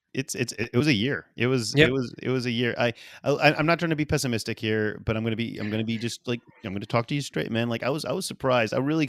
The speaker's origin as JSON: {"language": "English", "town": "New Orleans", "region": "Louisiana", "country": "United States", "said": "I don't understand why, but I am a guy from New Orleans."}